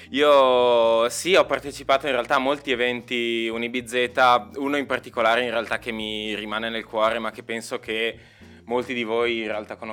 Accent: Valdobbiadene, Veneto, Italy; sono dal Veneto, da Valdobbiadene

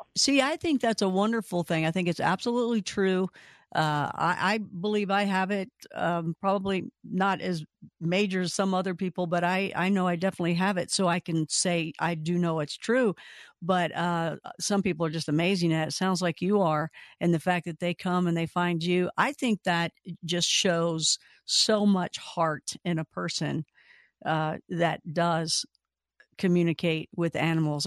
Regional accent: Kentucky, United States; moved away; I'm from originally from Kentucky

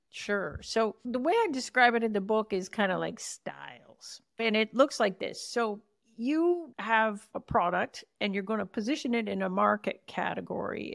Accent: Canada; accent: Canadian; my prime Canadian accent

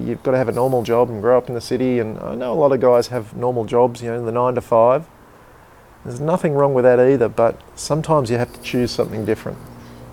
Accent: Canberra, Australian Capital Territory, Australia; born or raised there

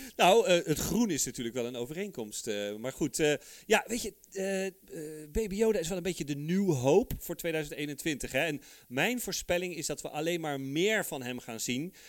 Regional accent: Netherlands; also born or lived in Heemstede; wij als Nederlanders

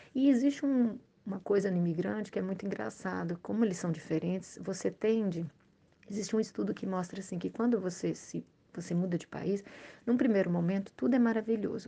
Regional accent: Brazil; moved away as an adult; now in Montreal, Canada; nós somos brasileiros, a gente não tem uma língua segunda

